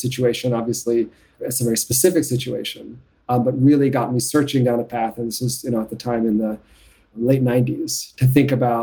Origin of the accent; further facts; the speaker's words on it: New York City, New York, United States; I grew up in New York City